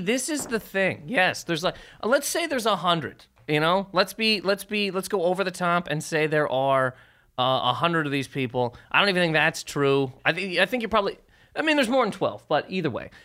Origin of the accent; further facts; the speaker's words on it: Canada; moved away as an adult; now in United States; I'm from Sur Canada